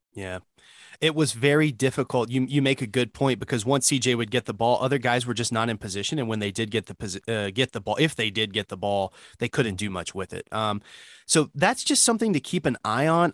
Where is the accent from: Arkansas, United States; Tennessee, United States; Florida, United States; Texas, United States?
Tennessee, United States; Memphis; I grew up in Memphis